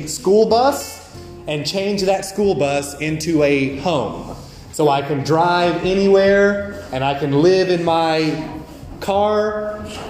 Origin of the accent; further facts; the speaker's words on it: United States; moved away as an adult; now in Vietnam; I am from the United States